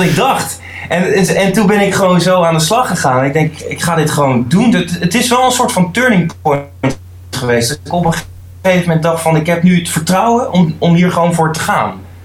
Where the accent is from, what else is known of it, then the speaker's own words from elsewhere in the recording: The Hague, South Holland, Netherlands; ik kom uit Den Haag